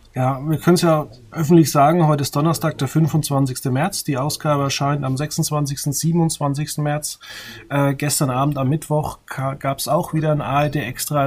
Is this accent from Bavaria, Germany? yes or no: yes; a village near Würzburg, Bavaria, Germany; Ich komme aus dem Dorf in der Nähe von Würzburg